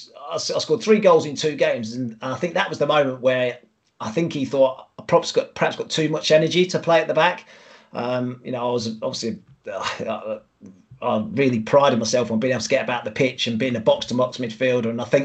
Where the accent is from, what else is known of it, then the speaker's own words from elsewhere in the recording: near Manchester, North West England, United Kingdom; As a Man United fan growing up, I mean, I was born near Manchester. And I actually went to school with the Neville brothers, Gary and Phil Neville.